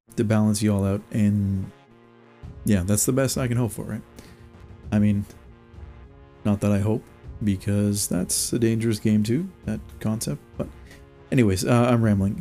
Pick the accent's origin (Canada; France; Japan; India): Canada